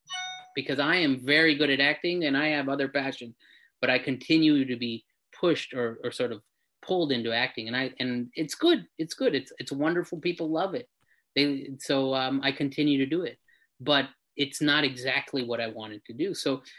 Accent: India; I think that's really, as Indian people, we have these huge, huge sort of dreams because we've been groomed that way to be something great.

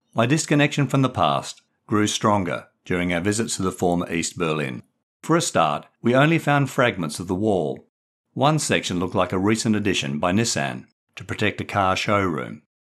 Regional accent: Perth, Western Australia, Australia; moved away as an adult; also born or lived in England; growing up in distant Perth, Western Australia

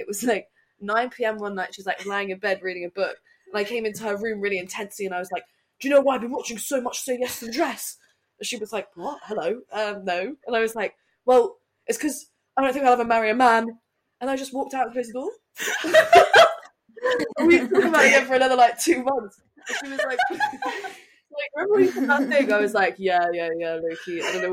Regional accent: Ireland; I grew up in Southern Ireland.

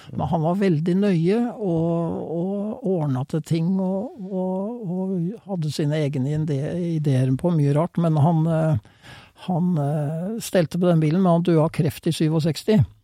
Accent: Fredrikstad, Østfold, Norway; i Fredrikstad, der jeg kommer fra

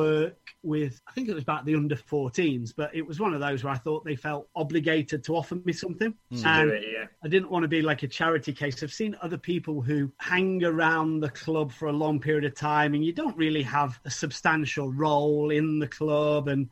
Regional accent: Codnor, East Midlands, United Kingdom; also born or lived in Ripley, Derbyshire / Watford; Yeah, I grew up in Derbyshire. I grew up in a village called Codner. I live now in a place called Darley Abbey

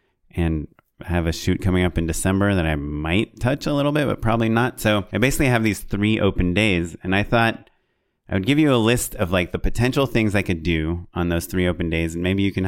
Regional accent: Orange County, California, United States; I'm from Orange County

